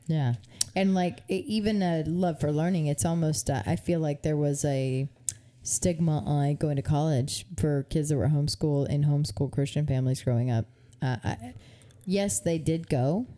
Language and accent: English; United States; I love being an American citizen